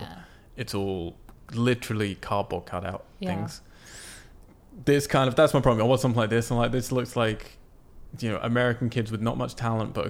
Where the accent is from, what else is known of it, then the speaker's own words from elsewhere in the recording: United Kingdom; moved away; my hometown, the UK?